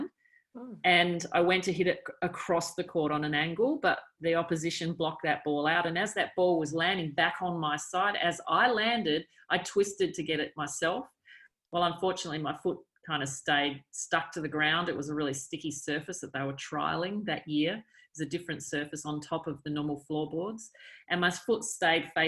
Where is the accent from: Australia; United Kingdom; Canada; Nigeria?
Australia; South Australia; I grew up in South Australia